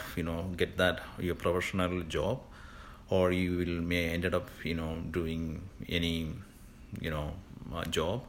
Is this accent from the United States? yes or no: no; India; also born or lived in Singapore; now in Canada; I'm originally from India, but before coming to Canada, I was already a landed immigrant in Singapore.